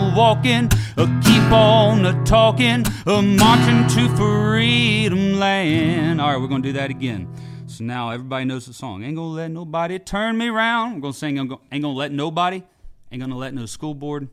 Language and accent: English; just outside of Birmingham, Alabama, United States; moved away as an adult; now in Cincinnati, United States; I was born and raised in Alabama, just outside of Birmingham.